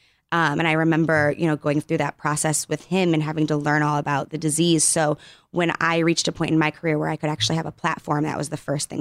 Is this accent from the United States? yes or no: yes; Northville, Michigan, United States; now in Los Angeles, United States; We're from the Detroit area. It's a suburb of Detroit called Northville.